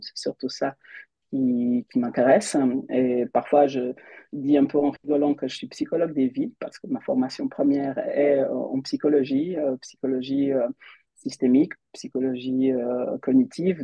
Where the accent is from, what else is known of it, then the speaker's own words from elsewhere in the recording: Switzerland; also born or lived in Portugal; Je suis suisse. Euh, j'habite en Suisse